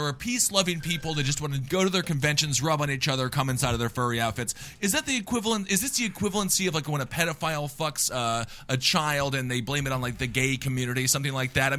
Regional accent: Stevens Point, Wisconsin, United States; my hometown of Stevens Point, Wisconsin

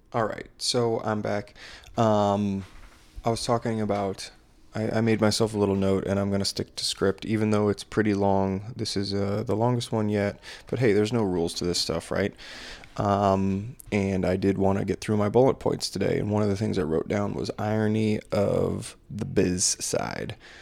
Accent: Maryland, United States; I'm from Maryland

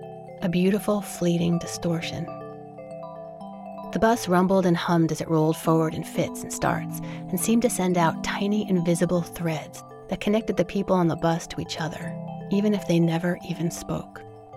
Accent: New York City, New York, United States; now in Berkeley, United States; Living in the Berkeley area, I rarely have occasion to take the bus. But growing up in New York, I took the bus all the time

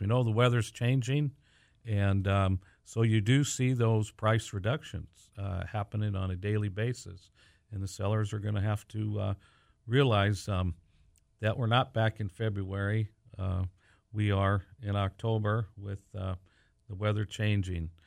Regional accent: Pasadena, California, United States; moved away as an adult; now in Whatcom County, United States; We grew up in Southern California and we're one of the transplants, the many that continue to come up to this beautiful area of the United States. And I'm from uh, Pasadena, California

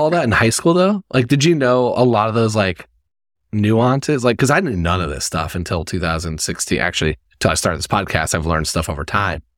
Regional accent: Indiana, United States; I'm from Indiana

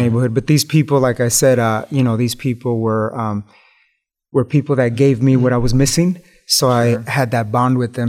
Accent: Los Angeles, California, United States; growing up in East Los Angeles in the hood.

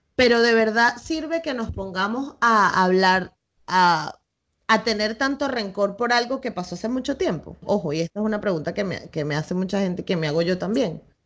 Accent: Venezuela; now in Spain; yo crecí bailando tambores y en Venezuela

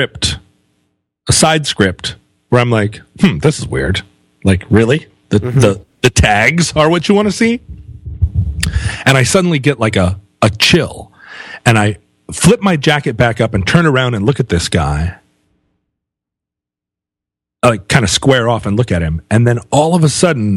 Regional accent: United States; I'm American.

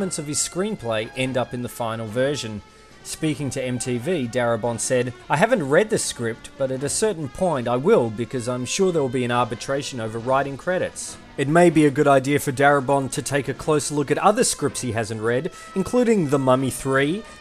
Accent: Geelong, Victoria, Australia; I hail from Geelong, Australia

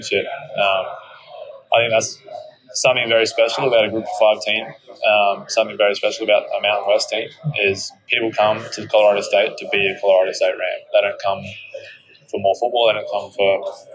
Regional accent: Australia; born or raised there; moved away as an adult; now in Fort Collins, United States

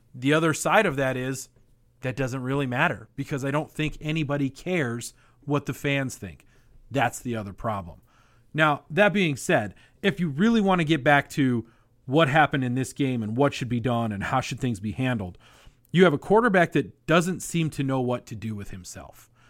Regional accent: Colorado, United States; I grew up in Colorado

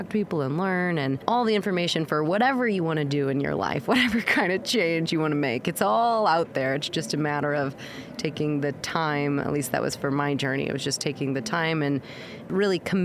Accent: Missouri, United States; moved away as an adult; also born or lived in New York City, United States; now in London, United Kingdom; I'm from a more conservative place in America. I'm from Missouri

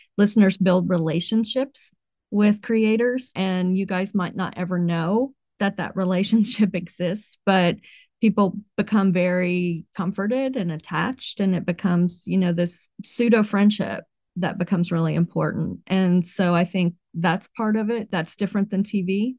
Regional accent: West Virginia, United States; I grew up in West Virginia

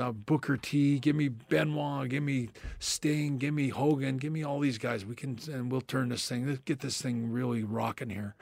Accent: Canada; me being Canadian

